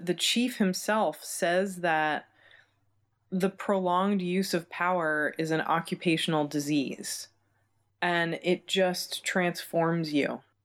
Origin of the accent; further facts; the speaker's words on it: United States; as an American, we didn't learn anything about this in, in school